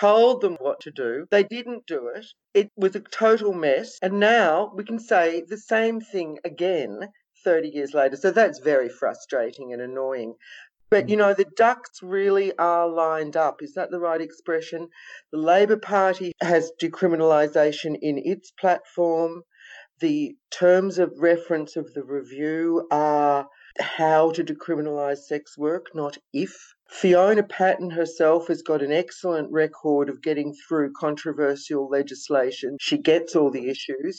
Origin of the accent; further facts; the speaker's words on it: Victoria, Australia; it's in my hometown